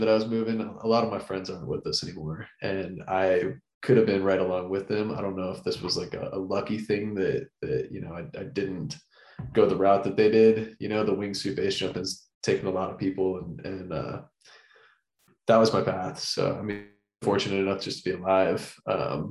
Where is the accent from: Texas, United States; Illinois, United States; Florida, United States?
Florida, United States; growing up in Florida